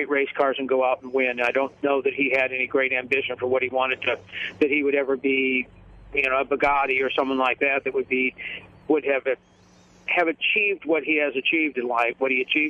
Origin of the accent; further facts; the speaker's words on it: Indiana, United States; moved away as an adult; also born or lived in Atlanta, Georgia; I grew up in Indiana and went to college up there